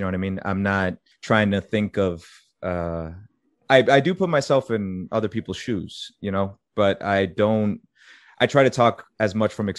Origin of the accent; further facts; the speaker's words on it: Methuen, Massachusetts, United States; moved away as an adult; also born or lived in Florida; I was born in Methuen.